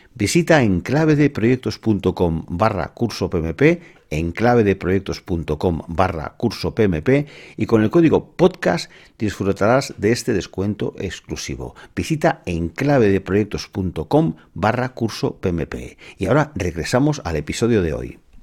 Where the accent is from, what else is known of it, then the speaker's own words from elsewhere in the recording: Gràcia, Catalonia, Spain; Para los que somos de Gracia